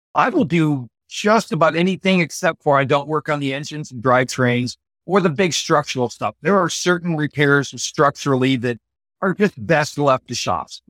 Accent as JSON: {"language": "English", "region": "Iowa", "country": "United States", "tie": "born or raised there", "moved": "yes", "said": "I actually grew up about a half an hour from where we're currently"}